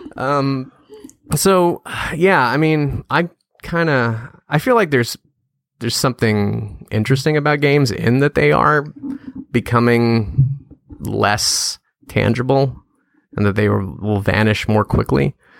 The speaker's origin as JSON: {"language": "English", "region": "Louisiana", "country": "United States", "tie": "born or raised there", "also_born_or_lived": "San Francisco", "moved": "as an adult", "said": "I moved back to my hometown. That's where I live now"}